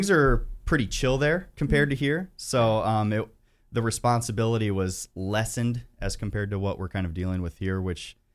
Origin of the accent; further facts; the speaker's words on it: Columbus Grove, Ohio, United States; Ohio, uh, which is uh, Columbus Grove in between Lima and Findlay. So it's uh, just about an hour and a half north of here.